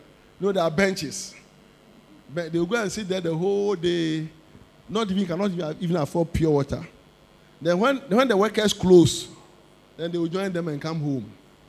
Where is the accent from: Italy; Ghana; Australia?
Ghana; Osu, Greater Accra; When I was growing up in Osu, little boy.